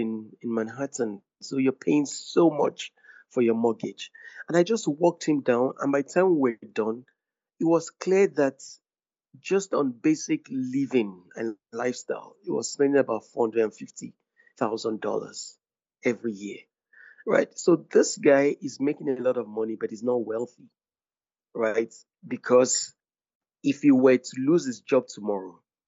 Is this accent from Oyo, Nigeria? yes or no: yes; Ogbomosho, Oyo, Nigeria; moved away; I'm from Ogbomosho in Oyo State